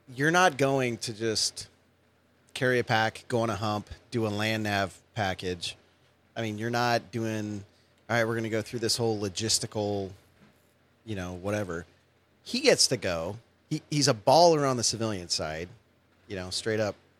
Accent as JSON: {"language": "English", "area": "San Francisco Bay Area", "region": "California", "country": "United States", "moved": "yes", "lives_now": "Long Beach, United States", "said": "I'm from the Bay Area"}